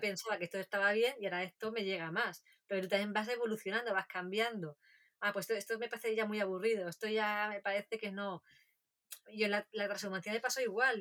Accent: a village near Castril, Granada province, Andalusia, Spain; una familia de, Castril, de, la provincia de Granada, muy cerquita de mi pueblo

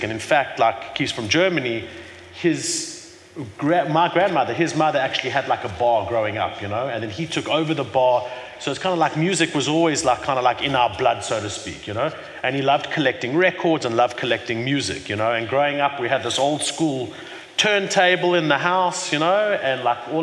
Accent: Johannesburg, Gauteng, South Africa; now in Cape Town, South Africa; I was born in Johannesburg, in Hillbrow, you know, many years ago, 40 years ago

